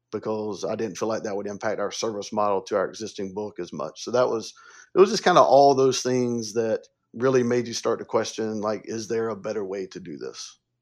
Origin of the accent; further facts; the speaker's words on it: upstate South Carolina, United States; I'm from the South. I was born and raised in upstate South Carolina